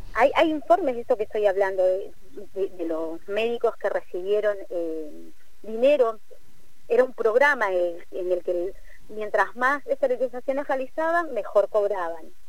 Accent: Peru; como decimos en Perú

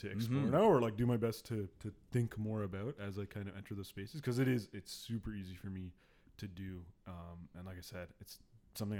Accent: Pickering, Ontario, Canada; also born or lived in Ajax, Ontario; I grew up in Ajax and then Pickering

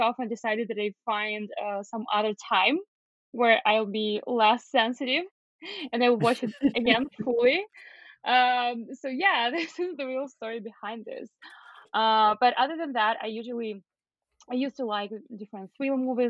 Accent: Belarus; moved away as an adult; now in Toronto, Canada; I'm originally from Belarus

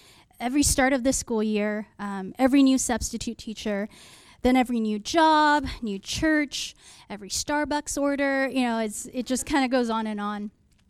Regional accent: California, United States; also born or lived in Seoul, South Korea / Canary Islands, Spain; I moved around a lot when I was young. I was born in Seoul, South Korea, and then moved to the Canary Islands at the age of five. And then before we moved to California when I was seven

